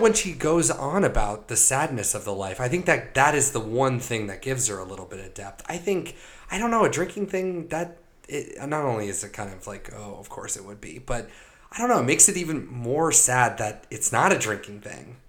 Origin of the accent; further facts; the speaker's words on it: United States; growing up in America